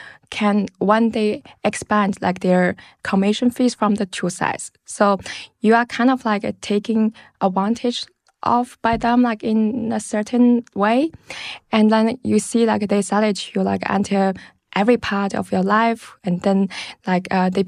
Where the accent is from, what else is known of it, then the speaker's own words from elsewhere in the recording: China; English is a second language; also born or lived in London, United Kingdom; now in Berlin, Germany; And actually I grew up like in China. I studied and worked in London. And then like in 2015, I moved to Berlin.